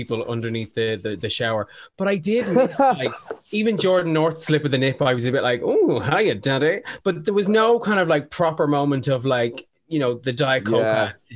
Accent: Tallaght, Leinster, Ireland; I'm from Tala.

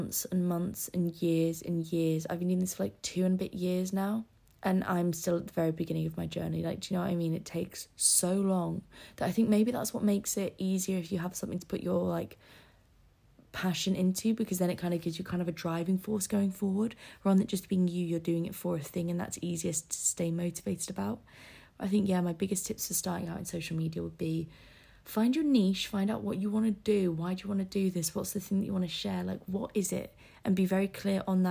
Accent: Scarborough, Yorkshire and the Humber, United Kingdom; moved away; Scarborough will always be, like, a little comfort place, because it's my hometown.

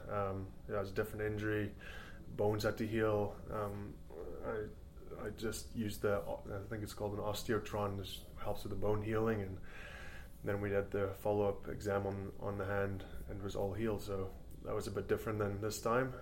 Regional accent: South Africa; also born or lived in Canada; now in Scotland; I'm South African born

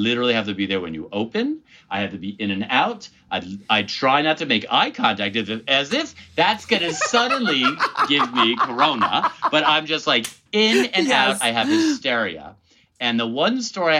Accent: Chappaqua, New York, United States; I was born in New York. Then we lived here for a bit in the city. Then we went to Westchester. So I'm a New York Jew.

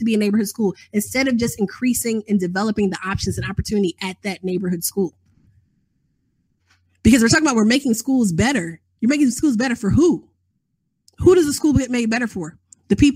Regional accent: Chicago, Illinois, United States; now in Atlanta, United States; growing up in Chicago, growing up in 1990s Chicago with gang warfare

